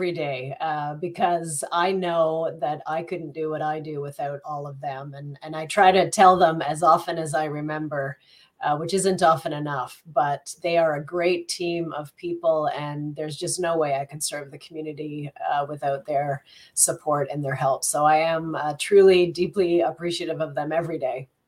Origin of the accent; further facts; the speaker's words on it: Greeley, Colorado, United States; born there; I'm not from Burlington. I'm actually, um, I was born in the US in a little town called Greeley, Colorado